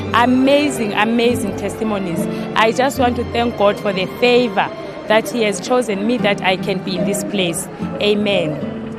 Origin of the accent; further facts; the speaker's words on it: Windhoek, Khomas, Namibia; I come from Namibia, Windhoek